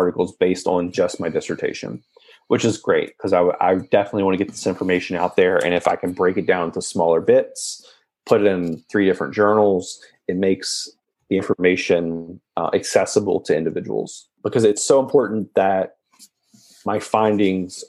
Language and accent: English; West Virginia, United States; I'm born and raised in West Virginia.